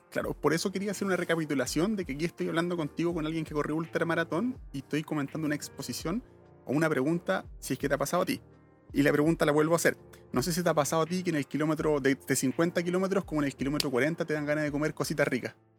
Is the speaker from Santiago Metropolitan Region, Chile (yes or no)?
yes; Santiago, Santiago Metropolitan Region, Chile; somos santiaguinos y vivimos en un sector céntrico